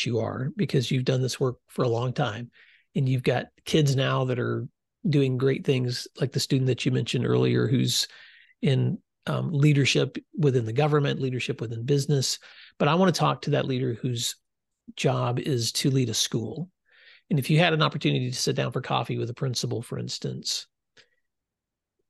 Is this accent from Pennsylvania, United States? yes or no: no; West Tennessee, United States; I grew up in West Tennessee, and so I'm a kid that saw a lot of dirt